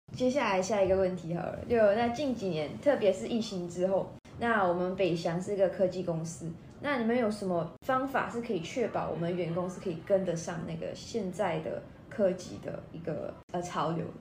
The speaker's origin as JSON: {"language": "Chinese", "country": "Malaysia", "moved": "yes", "lives_now": "Taiwan", "said": "我来自马来西亚"}